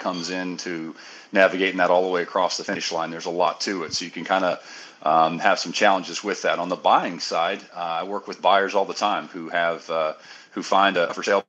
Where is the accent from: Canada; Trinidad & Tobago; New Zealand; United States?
United States; Kansas City, Missouri; I am a born and raised in Kansas City, Missouri, man